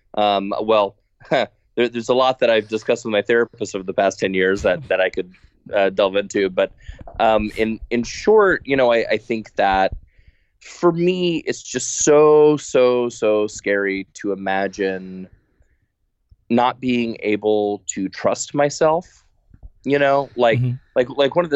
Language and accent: English; Texas, United States; moved away; I'm from Texas originally